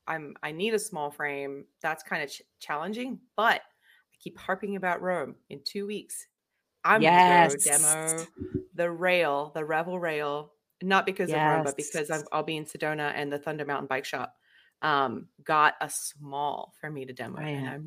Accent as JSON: {"language": "English", "country": "Australia", "said": "and yes, people, I am from Australia."}